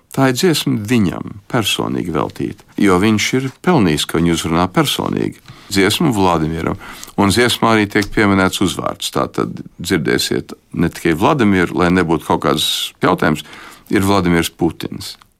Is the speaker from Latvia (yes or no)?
no; United States; Es arī uzaugu Amerikā, teiksim, 60. gados